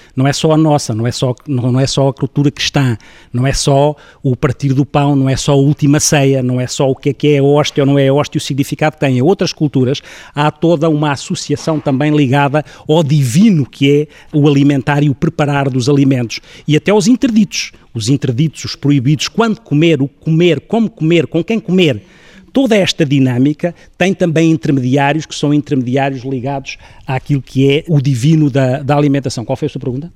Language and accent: Portuguese; Ribatejo, Portugal; sou ribatejano